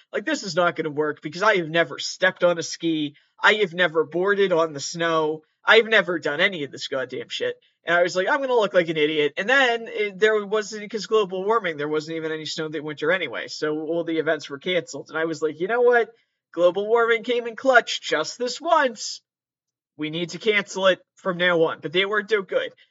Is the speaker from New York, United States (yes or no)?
no; Massachusetts, United States; I am from Massachusetts. I've always lived in Massachusetts.